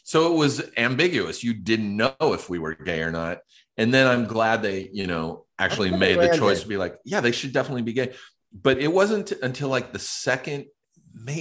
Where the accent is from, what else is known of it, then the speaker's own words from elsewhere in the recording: Riverside, California, United States; moved away as an adult; now in Los Angeles, United States; I grew up in Riverside. I grew up an hour away from here, east, like kind of near San Bernardino.